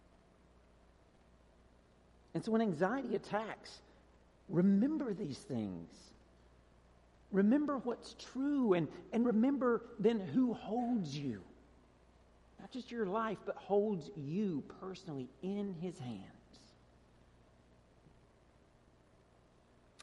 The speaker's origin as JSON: {"language": "English", "region": "Georgia", "country": "United States", "tie": "born or raised there", "moved": "as an adult", "said": "I grew up in Georgia. When I was a kid, our address was Rural Route 1"}